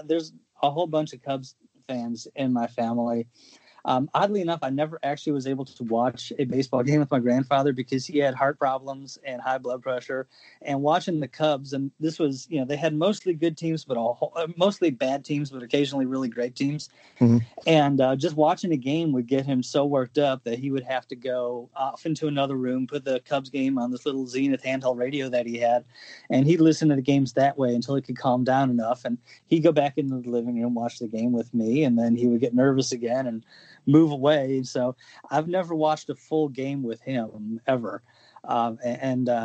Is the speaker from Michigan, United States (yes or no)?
no; Chicago, Illinois, United States; I grew up in Chicago on the north side